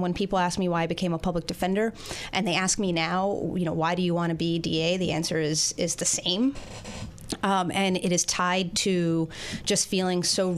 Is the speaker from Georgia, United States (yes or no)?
no; New York City, New York, United States; I grew up in Queens. I grew up in South Richmond Hill, Queens